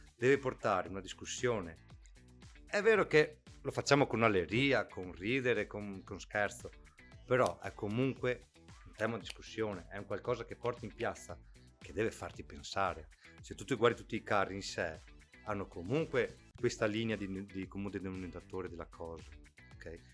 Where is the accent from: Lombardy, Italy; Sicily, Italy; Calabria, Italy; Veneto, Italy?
Veneto, Italy; Ceggia; siamo di Ceggia